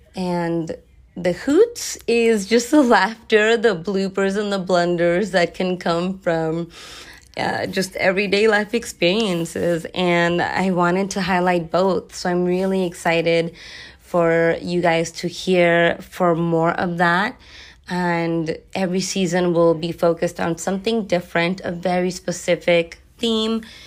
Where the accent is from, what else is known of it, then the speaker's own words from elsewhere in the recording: Los Angeles, California, United States; also born or lived in San Francisco / high desert, Southern California; I am born and raised in Los Angeles